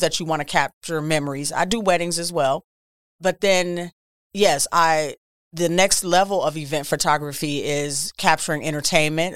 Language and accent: English; Milwaukee, Wisconsin, United States; I'm born and raised in Milwaukee, Wisconsin